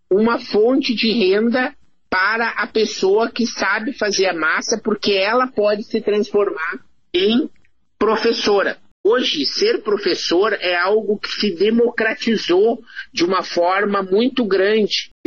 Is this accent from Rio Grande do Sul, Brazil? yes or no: yes; Santa Maria, Rio Grande do Sul, Brazil; escrevia em jornais ainda na minha cidade natal, que é Santa Maria, no Rio Grande do Sul